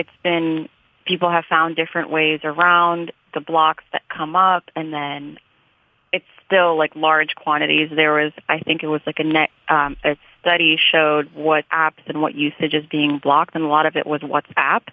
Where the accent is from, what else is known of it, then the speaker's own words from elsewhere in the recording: United States; also born or lived in Sudan; I'm American just as much as I am Sudanese